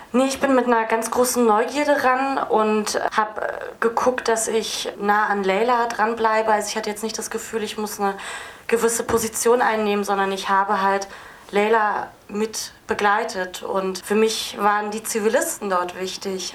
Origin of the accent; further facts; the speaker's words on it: Berlin, Germany; Mein Vater ist Kurde und meine Mutter ist Türkin. Genau, und ich bin Berlinerin